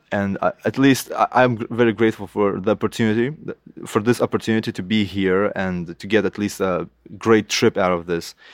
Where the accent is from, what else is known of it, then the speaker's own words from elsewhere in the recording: Lithuania; first language Lithuanian; English is a second language; I could say some words in my in my mother tongue, Lithuanian, to all the artists out there in Lithuania